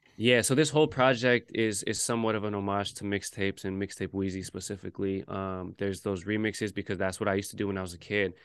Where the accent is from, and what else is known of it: Bay Area, California, United States; born or raised there; moved away as an adult; now in New York, United States